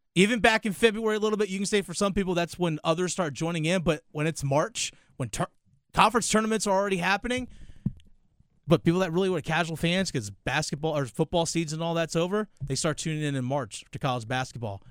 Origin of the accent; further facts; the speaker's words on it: Virginia, United States; moved away; growing up in Virginia